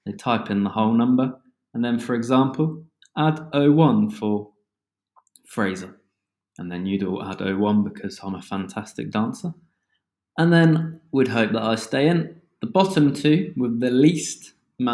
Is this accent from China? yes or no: no; United Kingdom; accent: British; As one can tell from my accent, I am from the UK